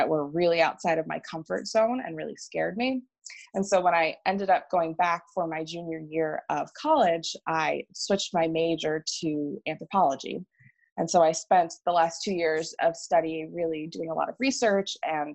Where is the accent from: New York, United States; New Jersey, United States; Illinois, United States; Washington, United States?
New Jersey, United States; moved away as an adult; also born or lived in Philadelphia area / Asia; now in Charlotte, United States; I am born and raised in New Jersey